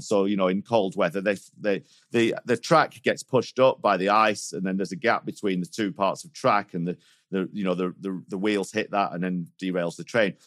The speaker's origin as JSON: {"language": "English", "town": "Manchester", "region": "North West England", "country": "United Kingdom", "tie": "born or raised there", "moved": "yes", "lives_now": "Switzerland", "said": "I was, uh, brought up in Manchester. I moved to Switzerland in two thousand and two"}